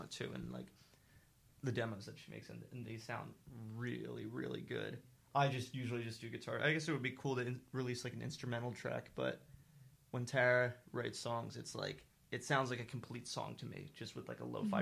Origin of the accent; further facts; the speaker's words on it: Haverford, Pennsylvania, United States; I'm from Haverford